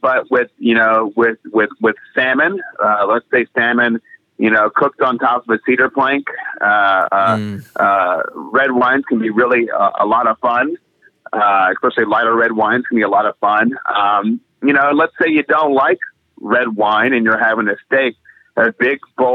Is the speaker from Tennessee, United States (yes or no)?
yes; Tennessee, United States; I grew up in Tennessee next to a lot of gas stations